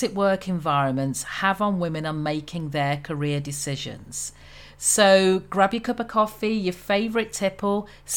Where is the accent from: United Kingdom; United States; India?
United Kingdom; Birmingham, West Midlands; accent: Brummie; moved away as an adult; now in Antigua and Barbuda; I'm English born, a Brummy girl, as I say. So I'm from the second biggest city in the UK, in Birmingham.